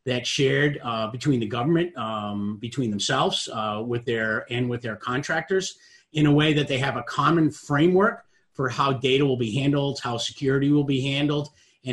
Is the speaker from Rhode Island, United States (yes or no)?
yes; Rhode Island, United States; also born or lived in Boston; I grew up in Rhode Island